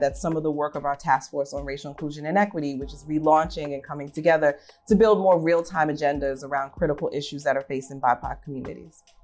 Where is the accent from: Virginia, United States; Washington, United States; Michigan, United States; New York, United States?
New York, United States; New York City; I'm native New Yorker, um, grew up in Staten Island